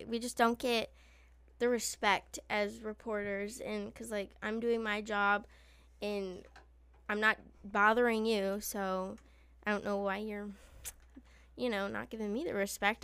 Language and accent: English; Illinois, United States; I'm from Illinois